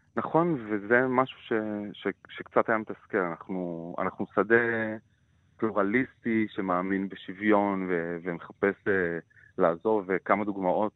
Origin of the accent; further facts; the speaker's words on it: Jerusalem, Jerusalem District, Israel; moved away as an adult; also born or lived in Tel Aviv; קטמון שאני גדלתי בה הייתה מקום מאוד מעניין